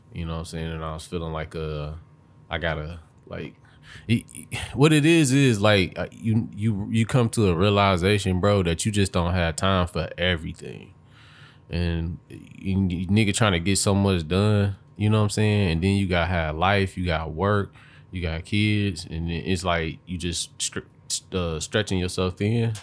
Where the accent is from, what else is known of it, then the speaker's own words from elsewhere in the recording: Detroit, Michigan, United States; I grew up on the east side, but you know, I've been I'm from Detroit